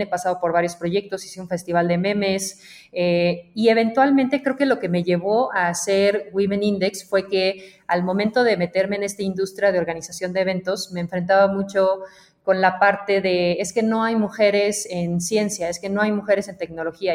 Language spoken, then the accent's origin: Spanish; Mexico; also born or lived in Belgium; me fui de México un tiempo